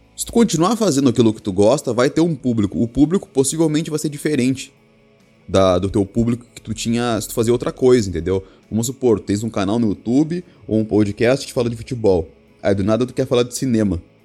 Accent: Rio Grande do Sul, Brazil; eu sou gaúcho, Rio Grande do Sul

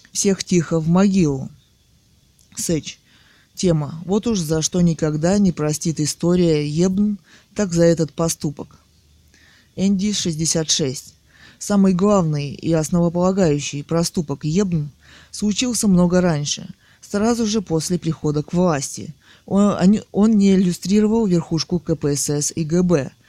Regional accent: Altai Krai, Russia; Хотя я и художница из Алтая, в кавычках, но по, по этому поводу у меня возникли сомнения.

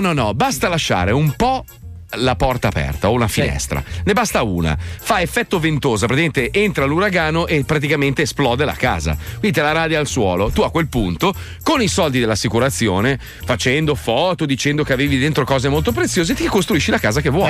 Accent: Italy; io sono italiano e sono orgoglioso di esserlo

